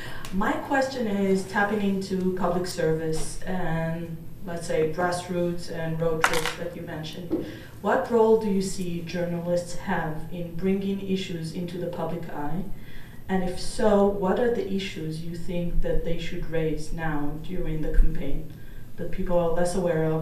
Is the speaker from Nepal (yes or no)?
no; Israel